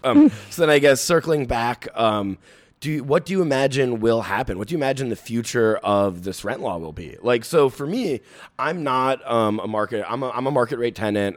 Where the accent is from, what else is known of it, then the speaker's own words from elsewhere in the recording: New York City, New York, United States; I'm, I'm a Bronx, um, native myself.